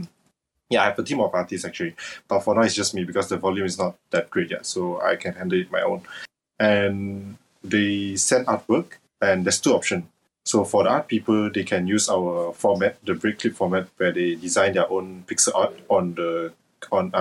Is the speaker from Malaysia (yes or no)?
yes; Malaysia; English is a second language; I'm from Malaysia